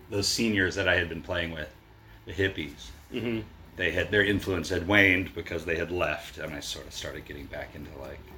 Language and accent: English; Baltimore, Maryland, United States; moved away as an adult; I grew up in Baltimore, Maryland.